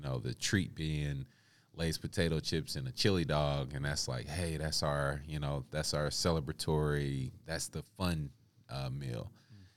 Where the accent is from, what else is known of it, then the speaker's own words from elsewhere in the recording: Kansas City, Missouri, United States; I grew up uh, on the east side of Kansas City early on.